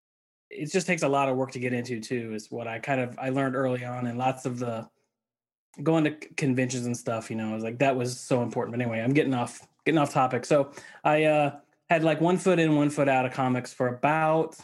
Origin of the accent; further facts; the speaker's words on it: Missouri, United States; I grew up in the Midwest, in Missouri